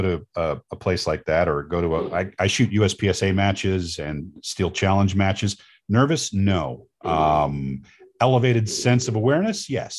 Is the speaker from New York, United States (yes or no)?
yes; New York, United States; I knew some Andersons when I was growing up in New York.